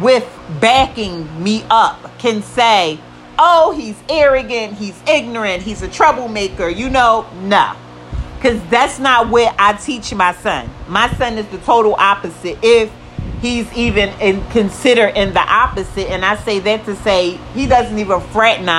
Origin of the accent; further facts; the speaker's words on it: United States; I am African American